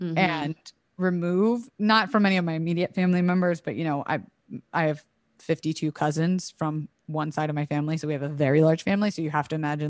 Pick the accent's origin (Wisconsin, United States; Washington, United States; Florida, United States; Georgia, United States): Florida, United States; also born or lived in Alabama; I was raised in Florida and then tried to go to college in Alabama, and I quickly ran from that shit.